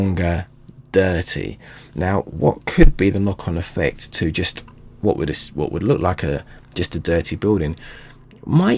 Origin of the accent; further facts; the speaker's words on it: London, United Kingdom; my hometown London